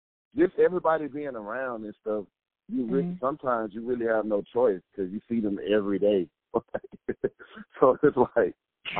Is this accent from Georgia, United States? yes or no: yes; Atlanta, Georgia, United States; since we're all from Atlanta